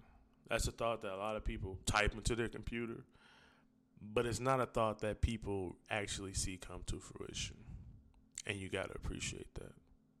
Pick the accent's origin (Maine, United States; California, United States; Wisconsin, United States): Wisconsin, United States; now in Los Angeles, United States; I'm in L.A., but I'm from Wisconsin, so I want to make sure that we get this set up.